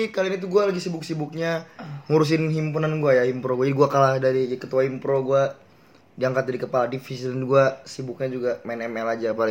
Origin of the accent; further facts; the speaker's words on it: Depok, West Java, Indonesia; gue asal gue dari Depok.